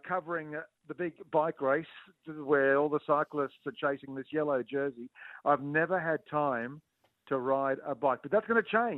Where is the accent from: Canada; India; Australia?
Australia; my home country, Australia.